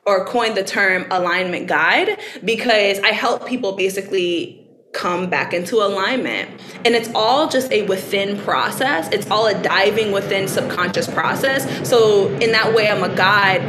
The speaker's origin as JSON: {"language": "English", "town": "Baton Rouge", "region": "Louisiana", "country": "United States", "said": "I'm from Baton Rouge"}